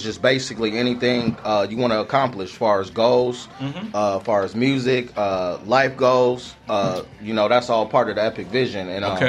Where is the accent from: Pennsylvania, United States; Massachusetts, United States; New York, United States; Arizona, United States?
Arizona, United States; Mesa; Yeah, born and raised in Arizona. I grew up in the Mesa area.